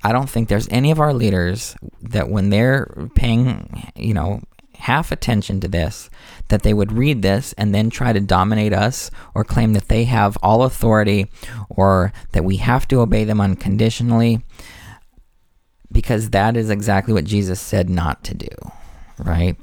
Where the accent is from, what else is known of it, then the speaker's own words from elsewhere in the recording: United States; I'm an American conditionally